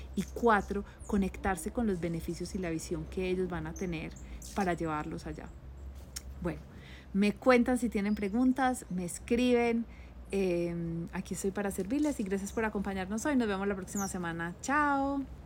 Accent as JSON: {"language": "Spanish", "country": "Colombia", "moved": "yes", "said": "yo soy la colombiana"}